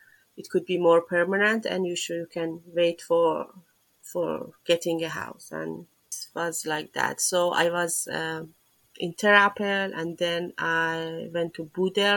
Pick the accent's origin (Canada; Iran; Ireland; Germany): Iran; moved away as an adult; now in Netherlands; I come from Iran. I have been living in the Netherlands, I think, for 6 years now. I came here as a refugee